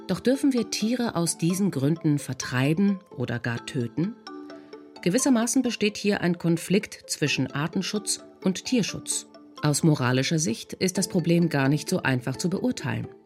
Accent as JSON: {"language": "German", "country": "Germany"}